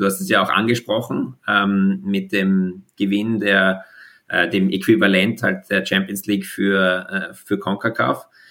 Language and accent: German; Austria; als Österreicher